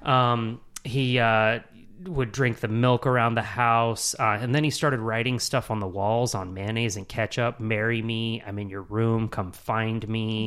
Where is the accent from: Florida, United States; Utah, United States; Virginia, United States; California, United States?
Utah, United States; moved away as an adult; now in Charlotte, United States; born and raised in Utah